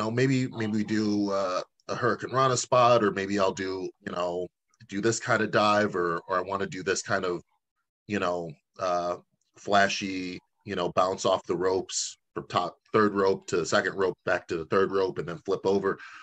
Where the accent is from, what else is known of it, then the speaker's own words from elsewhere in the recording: Chicago, Illinois, United States; as a Chicagoan